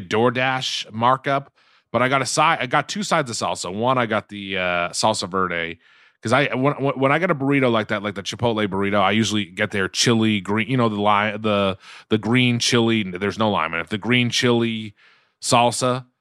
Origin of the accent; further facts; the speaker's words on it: Quincy, Massachusetts, United States; now in Los Angeles, United States; growing up in Quincy